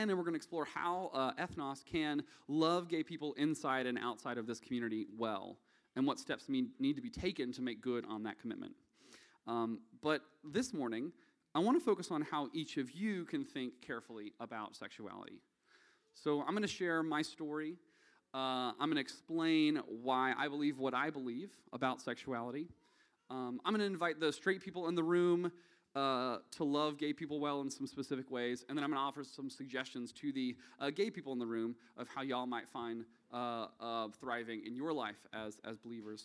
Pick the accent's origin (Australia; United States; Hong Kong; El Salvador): United States; the South; accent: Southern; now in Nashville, United States; my thin Southern blood